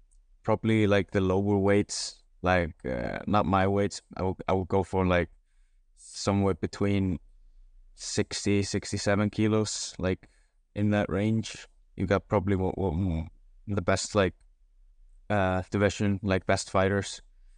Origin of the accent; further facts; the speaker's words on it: Reykjavik, Capital Region, Iceland; born there; But in Iceland, I was born in Reykjavik, just the capital.